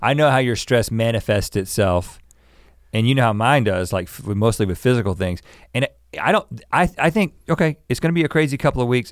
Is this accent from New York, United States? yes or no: no; North Carolina, United States; moved away; growing up in North Carolina as kids